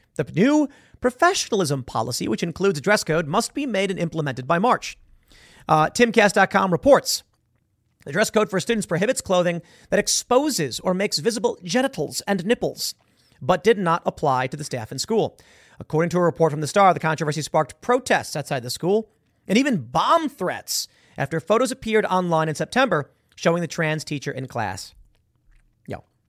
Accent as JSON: {"language": "English", "town": "Chicago", "region": "Illinois", "country": "United States", "said": "I'm from Chicago"}